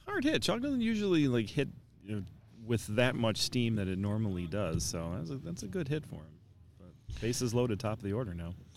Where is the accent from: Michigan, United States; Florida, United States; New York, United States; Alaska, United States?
Michigan, United States; Canton; my hometown, uh, from Canton, Michigan here